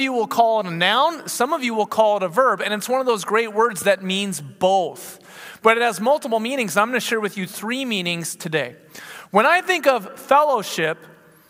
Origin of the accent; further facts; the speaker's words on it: United States; I'm from America.